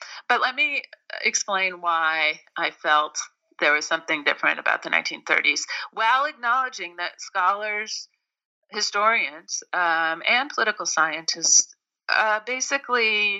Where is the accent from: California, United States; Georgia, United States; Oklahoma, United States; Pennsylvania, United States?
California, United States; Berkeley; I'm also from Berkeley, California, and the combination of being from Berkeley and working in Washington in the late 80s, early 90s, gave me a very interesting perspective on liberalism.